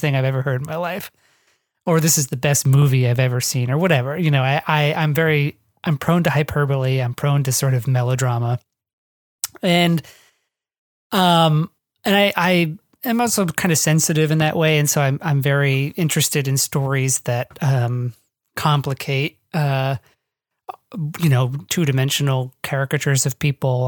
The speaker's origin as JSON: {"language": "English", "region": "northwest Ohio", "country": "United States", "tie": "born or raised there", "moved": "yes", "said": "I grew up in the northwest Ohio, which is sort of the flat, boring farmland part"}